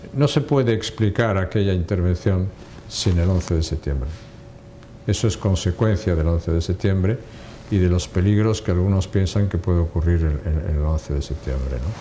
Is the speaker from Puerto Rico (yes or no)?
no; Castile and León, Spain; fui elegido presidente de una comunidad autónoma, de Castilla y León, precisamente, mi tierra